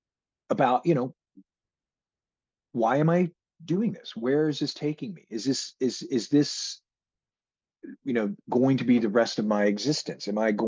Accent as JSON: {"language": "English", "town": "Seattle", "region": "Washington", "country": "United States", "tie": "born or raised there", "said": "growing up in Seattle and being around a lot of that, the drug culture that, you know, was going on in Seattle"}